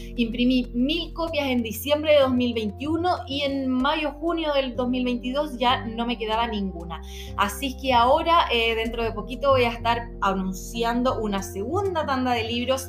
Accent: Santiago, Santiago Metropolitan Region, Chile; soy de Santiago de Chile

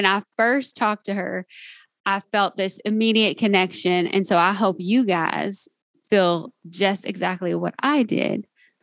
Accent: Kentucky, United States; accent: Southern; I'm from Kentucky

